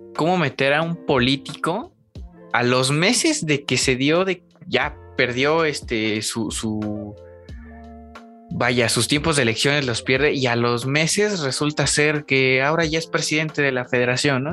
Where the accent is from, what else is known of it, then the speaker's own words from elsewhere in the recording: Mexico; como mexicanos